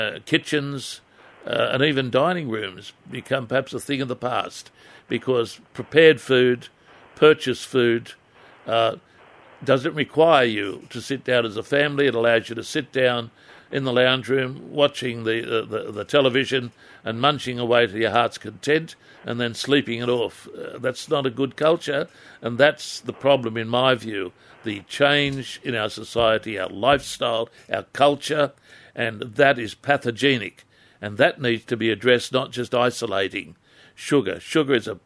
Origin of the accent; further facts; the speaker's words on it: Adamstown, New South Wales, Australia; growing up in Adamstown